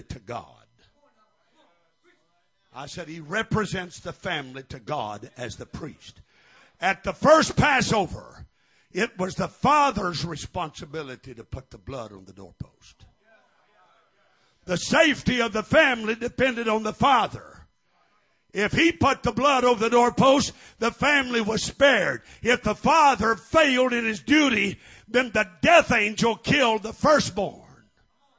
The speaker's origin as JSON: {"language": "English", "region": "Missouri", "country": "United States", "tie": "born or raised there", "said": "when I was raised in Missouri"}